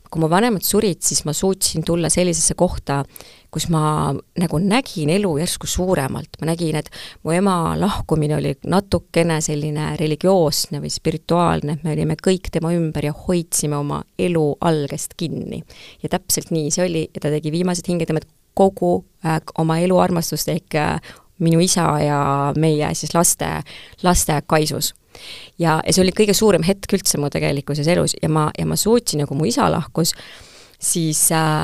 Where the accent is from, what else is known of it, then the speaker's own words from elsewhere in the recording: Tartu, Tartu County, Estonia; ma kasvasin väikses Tartus, minu lapsepõlv oli väga õnnelik